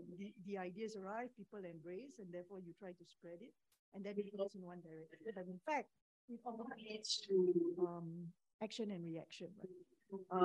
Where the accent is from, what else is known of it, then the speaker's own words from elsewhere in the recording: Singapore; I'm a Singaporean Muslim